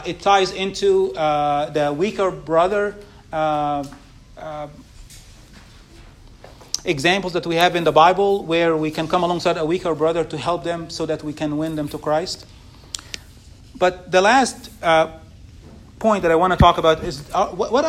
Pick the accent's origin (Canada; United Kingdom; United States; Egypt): Egypt; moved away; where I grew up in Egypt